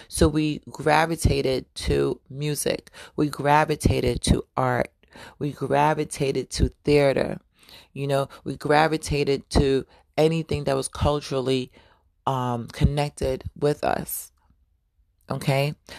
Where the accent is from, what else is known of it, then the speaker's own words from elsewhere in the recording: New York, United States; You know, growing up in New York was definitely a fashionable culture.